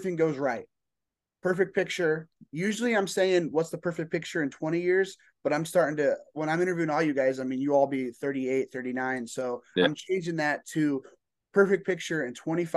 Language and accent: English; Indiana, United States; I am from Indiana